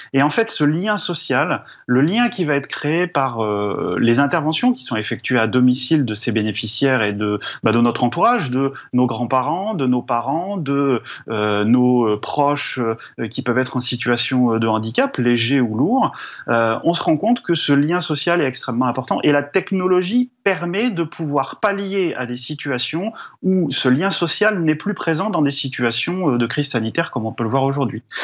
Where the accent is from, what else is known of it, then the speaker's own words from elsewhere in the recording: Drôme, Auvergne-Rhône-Alpes, France; moi je viens de la Drôme